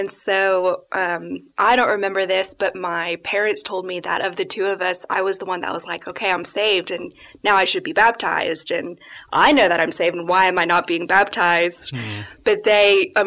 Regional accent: Alabama, United States; I grew up in Alabama in a Christian home

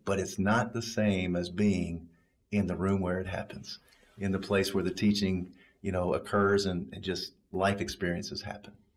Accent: Kentucky, United States; now in Pelham, United States; I was born and raised in Kentucky

